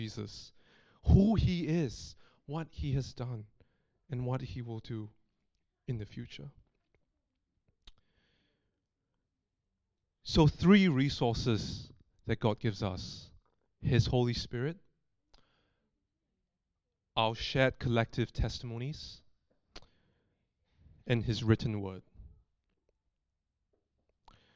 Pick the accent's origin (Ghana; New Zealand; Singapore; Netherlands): Singapore; moved away as an adult; now in Australia; I've lived overseas, coming up to 9 years, away from my hometown in Singapore